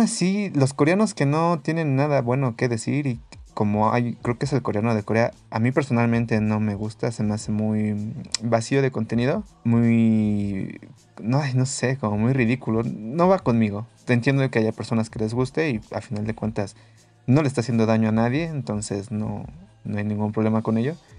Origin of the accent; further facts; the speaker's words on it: Mexico; nosotros como mexicanos